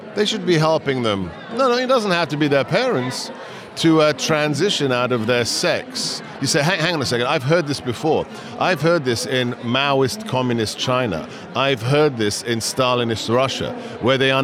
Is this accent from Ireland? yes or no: no; England, United Kingdom; moved away as an adult; also born or lived in Hungary; now in United States; I was born and raised in England. Moved to post-communist Hungary after the fall of the Berlin Wall, lived there for 15 years